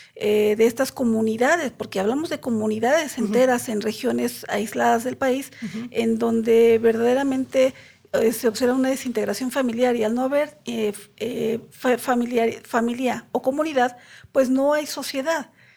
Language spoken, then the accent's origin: Spanish; Mexico City, Mexico; soy de aquí de la Ciudad de México